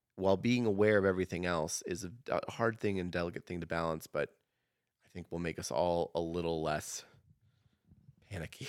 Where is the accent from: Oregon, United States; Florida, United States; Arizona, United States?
Oregon, United States; now in Idaho, United States; growing up in Oregon